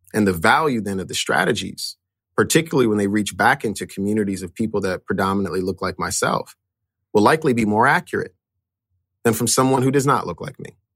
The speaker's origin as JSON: {"language": "English", "town": "Chicago", "region": "Illinois", "country": "United States", "tie": "born or raised there", "said": "I grew up in, in a area called K-Town"}